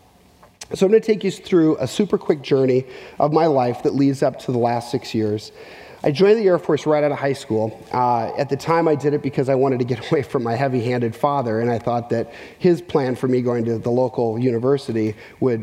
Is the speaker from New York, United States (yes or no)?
no; Minneapolis, Minnesota, United States; moved away; also born or lived in central Arkansas; I grew up in Minneapolis, Minnesota